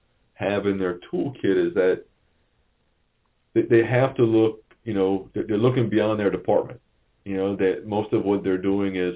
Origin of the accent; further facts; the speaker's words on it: Thibodaux, Louisiana, United States; I'm from the Thibodaux area, and, Thibodaux is not exactly a metropolis